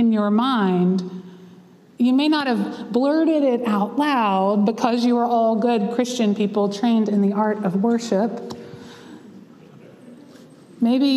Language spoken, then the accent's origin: English; Central North Carolina, United States; I was from Central North Carolina